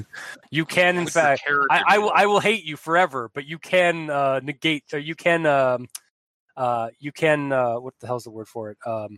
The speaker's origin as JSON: {"language": "English", "town": "Chicago", "region": "Illinois", "country": "United States", "said": "I'm from Chicago. Goddamn it. which also has really, really strict gun laws."}